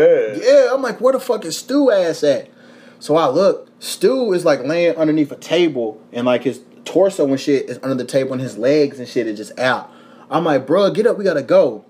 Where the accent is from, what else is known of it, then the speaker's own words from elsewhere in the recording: Louisville, Kentucky, United States; now in Los Angeles, United States; I'm from Louisville. I'm from Kentucky